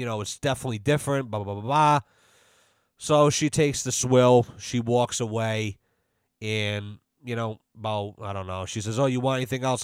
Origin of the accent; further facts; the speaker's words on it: United States; As an American